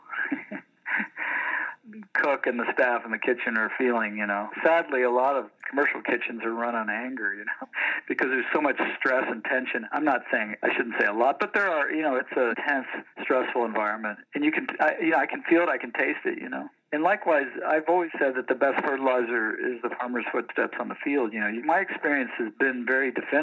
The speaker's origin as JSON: {"language": "English", "region": "Delaware", "country": "United States", "tie": "born or raised there", "moved": "yes", "lives_now": "Vancouver, Canada", "said": "I grew up in the States in Delaware"}